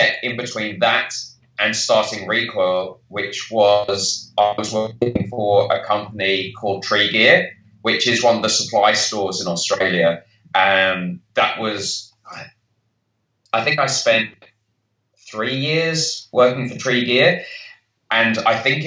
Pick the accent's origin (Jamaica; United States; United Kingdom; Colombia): United Kingdom; moved away; So clearly by my accent, I'm from the UK.